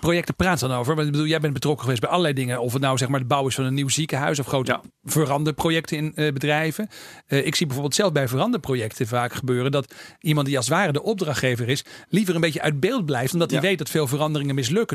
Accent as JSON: {"language": "Dutch", "region": "Groningen", "country": "Netherlands", "said": "ik kom zelf ook uit Groningen."}